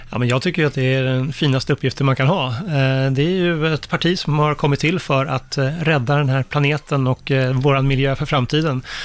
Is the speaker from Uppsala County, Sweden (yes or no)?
no; Solna, Stockholm County, Sweden; Jag växte ju upp bara ett stenkast från Råsunda i, i Solna